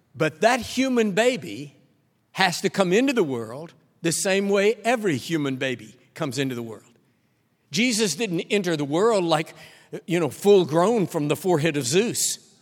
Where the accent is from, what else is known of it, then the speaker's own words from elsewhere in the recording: Texas, United States; I'm a Texan